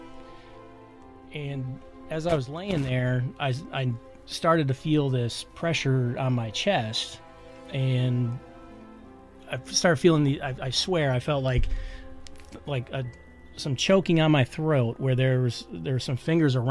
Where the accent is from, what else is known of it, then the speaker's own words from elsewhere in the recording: Michigan, United States; moved away as an adult; also born or lived in West Point, New York; I'm from Michigan originally